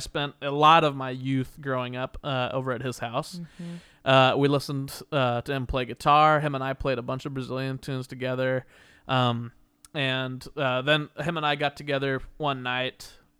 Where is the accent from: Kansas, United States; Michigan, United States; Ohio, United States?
Kansas, United States; Wichita; now in Los Angeles, United States; my hometown of Wichita, Kansas